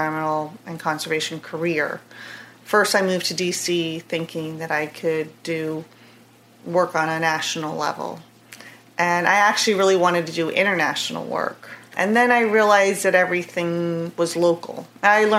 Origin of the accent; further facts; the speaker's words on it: San Juan, Puerto Rico; moved away as an adult; also born or lived in Miami; now in Atlanta, United States; Not by blood, but born and raised there. My parents are from New York and just happened to have a business down there, and I grew up there